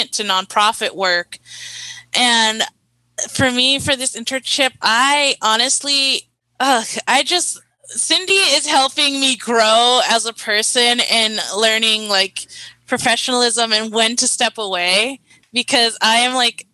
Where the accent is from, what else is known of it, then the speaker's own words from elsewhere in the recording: Carson, California, United States; I'm from Carson, California, and we attended the same middle school and high school